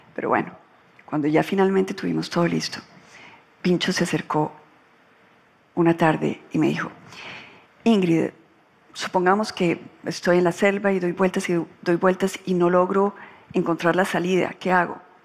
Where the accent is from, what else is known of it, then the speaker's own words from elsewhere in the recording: Colombia; cuando yo ingresé a la política en Colombia, yo pensé que yo aguantaba todas las temperaturas. Yo quería acabar con la corrupción en mi país